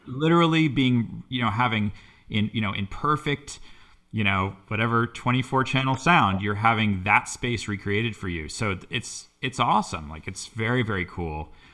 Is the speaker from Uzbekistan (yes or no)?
no; Boston, Massachusetts, United States; I grew up in the Boston area